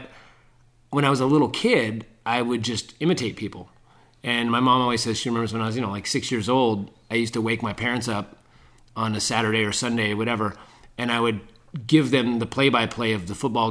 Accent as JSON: {"language": "English", "area": "Bay Area", "region": "California", "country": "United States", "said": "I'm from the Bay Area."}